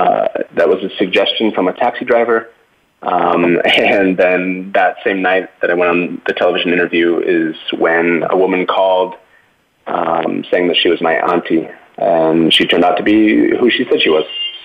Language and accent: English; Washington, United States; also born or lived in Cali, Colombia; now in Seattle, United States; I was born here in Cali, Colombia, 1984. And I was adopted by a Caucasian family in Washington State. Not Seattle proper, but about an hour and a half drive southwest of Seattle.